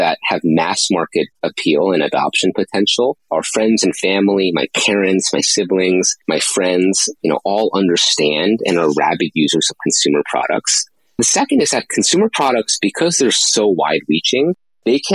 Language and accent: English; East Coast of the US, United States; moved away as an adult; I grew up on the East Coast of the US